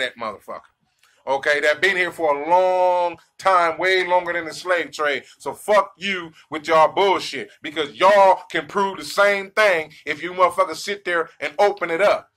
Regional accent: United States; I'm African American.

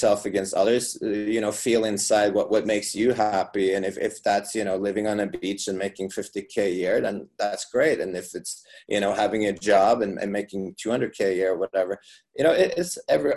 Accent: Norway; now in Las Vegas, United States; I live in Las Vegas, so, I come from Norway

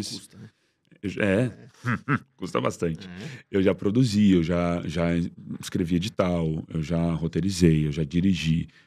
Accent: Porto Alegre, Rio Grande do Sul, Brazil; moved away as an adult; also born or lived in Rio de Janeiro; Sou de Porto Alegre. É, e quando eu cheguei no Rio foi muito difícil começar.

